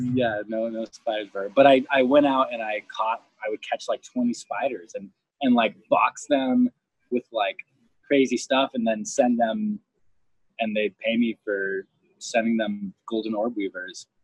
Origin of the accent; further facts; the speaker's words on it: Homestead, Florida, United States; I grew up in Homestead